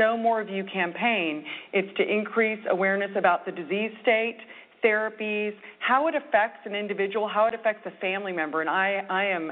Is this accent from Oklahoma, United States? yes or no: no; Laguna Beach, California, United States; I grew up in Laguna Beach, in Southern California.